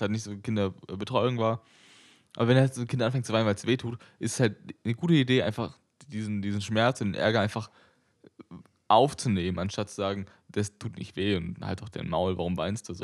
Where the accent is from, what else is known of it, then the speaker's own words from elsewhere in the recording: Berlin, Germany; ich bin ja in Berlin geboren